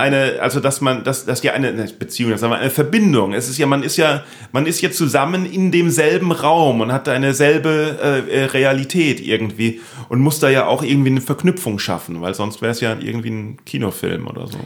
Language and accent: German; Neustadt an der Weinstraße, Rhineland-Palatinate, Germany; ich bin in Neustadt in der Weinstraße aufgewachsen